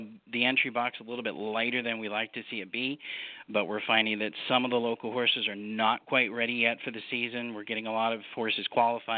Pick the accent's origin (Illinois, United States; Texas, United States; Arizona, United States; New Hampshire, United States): New Hampshire, United States; moved away; also born or lived in Michigan / Florida; I grew up in harness racing in New England as a kid. My family had harness race horses. We raced at – I'm from New Hampshire